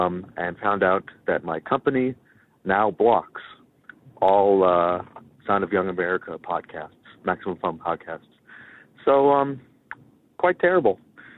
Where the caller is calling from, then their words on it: Rochester, New York, United States; from Rochester, New York, and I have a rather horrible, momentous occasion to bring to you guys.